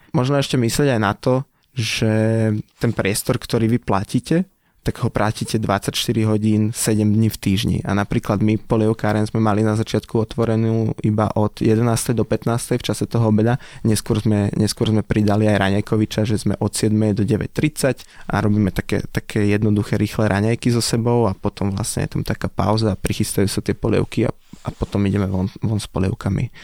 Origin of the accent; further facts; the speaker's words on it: a small village near Nitra, Nitra Region, Slovakia; also born or lived in Prague; Som z, z malej dedinky od Nitry